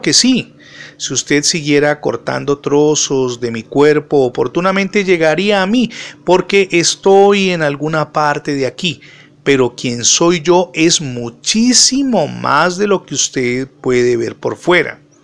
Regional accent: Cali, Valle del Cauca, Colombia; soy colombiano y particularmente de Santiago de Cali

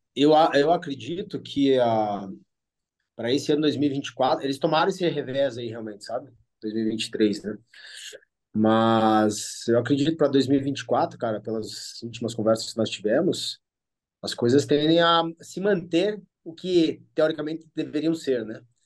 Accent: Brazil; eu sou brasileiro

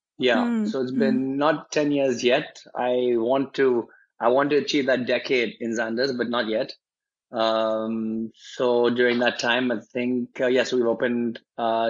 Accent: Pakistan; also born or lived in France / Switzerland / Amsterdam / South Africa; I was born in France. I lived in Pakistan all my life. I did my O-levels, A-levels

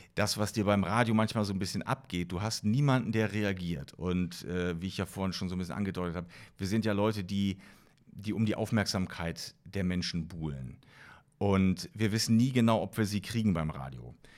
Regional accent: East Germany, Germany; ich bin ja äh, noch in der DDR aufgewachsen

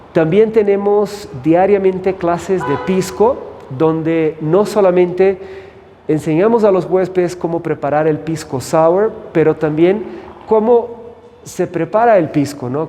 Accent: São Paulo, Brazil; moved away as an adult; also born or lived in United States / Costa Rica / Puerto Rico / Panama; now in Cusco, Peru; soy de Brasil y crecí en São Paulo

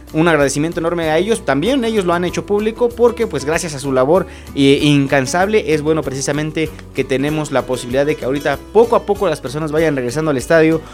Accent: Acambay, State of Mexico, Mexico; los que somos de aquí de Acambay

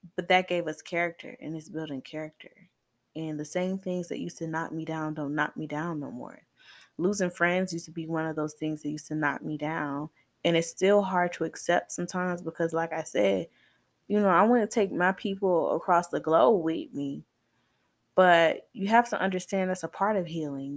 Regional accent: Atlanta, Georgia, United States; I'm from Zone Six

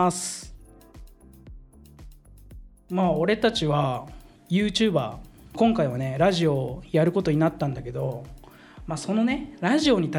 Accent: Philippines; now in Japan; 俺フィリピン生まれだから

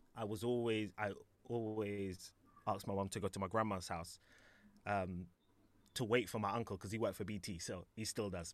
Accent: London, United Kingdom; I was in Alperton, Alperton, Alperton. Wembley, Wembley around there.

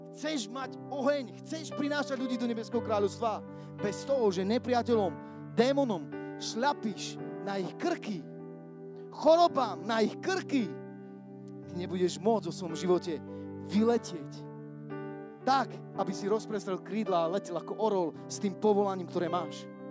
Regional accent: Košice, Košice Region, Slovakia; lebo ja nesom Bystričan, som Košičan

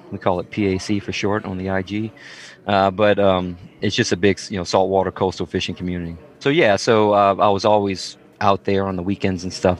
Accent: South Louisiana, United States; moved away as an adult; also born or lived in Missouri / Mississippi; I'm originally from South Louisiana, and just fishing men and women on both sides of the family.

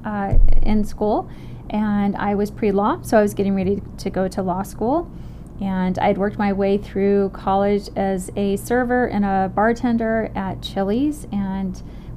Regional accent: Arizona, United States; I'm from Arizona

